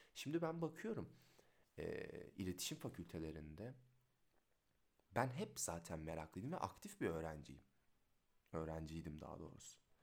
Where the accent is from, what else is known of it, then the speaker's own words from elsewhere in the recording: Rize, Rize Province, Turkey; doksan sekiz Rize doğumluyum